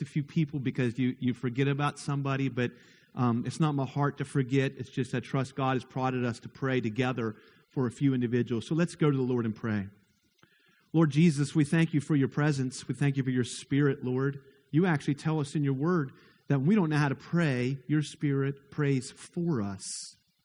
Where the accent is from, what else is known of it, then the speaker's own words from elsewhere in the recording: near Moorefield, West Virginia, United States; I grew up very near Moorefield